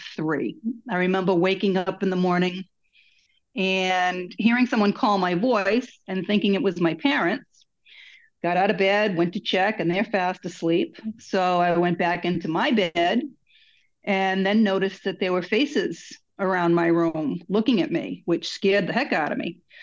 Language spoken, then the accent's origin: English; Massachusetts, United States; accent: mongrel accent; also born or lived in Florida; I was born in Massachusetts